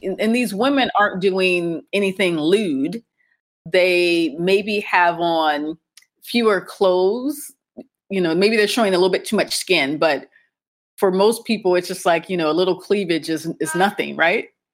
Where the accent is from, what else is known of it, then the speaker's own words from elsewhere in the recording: Akron, Ohio, United States; moved away as an adult; now in Cairo, Egypt; I'm American, and I grew up in the U S, specifically in Ohio, and more specifically in Akron, Ohio